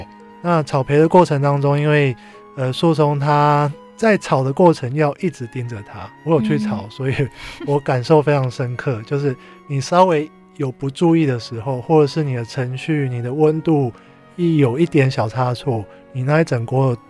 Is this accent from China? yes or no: no; Taiwan; 那我希望这个东西可以带给。呃，我们台湾人一个新的素食的选择。